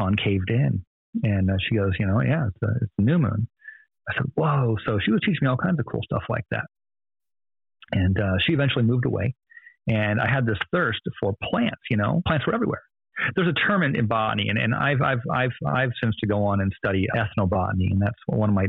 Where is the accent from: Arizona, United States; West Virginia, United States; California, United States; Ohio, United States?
Arizona, United States; Phoenix; I was born in North Phoenix, Arizona